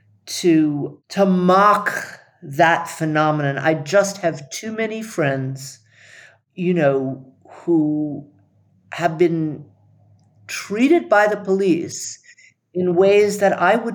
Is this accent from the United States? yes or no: yes; the South, United States; also born or lived in Howard County, Maryland; when I was a kid growing up in the South